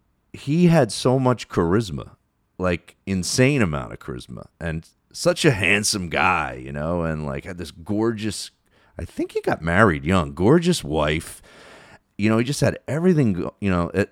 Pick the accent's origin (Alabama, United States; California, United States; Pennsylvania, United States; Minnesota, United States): Pennsylvania, United States; Philadelphia; all the stuff about him and growing up in Philadelphia, and I really identified with it